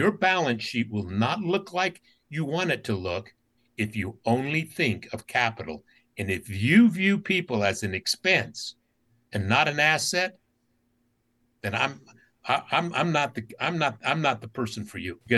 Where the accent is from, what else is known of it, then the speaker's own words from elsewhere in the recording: Utah, United States; As a kid growing up in Utah, only brown kid in my school